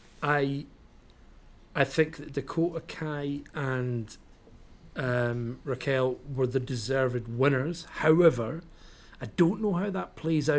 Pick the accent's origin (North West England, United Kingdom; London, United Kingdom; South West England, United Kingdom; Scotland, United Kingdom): Scotland, United Kingdom; I'm Scottish